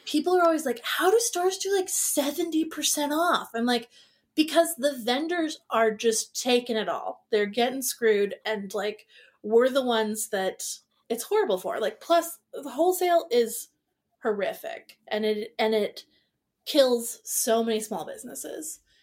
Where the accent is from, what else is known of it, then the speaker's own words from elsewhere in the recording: Seattle, Washington, United States; I grew up in Seattle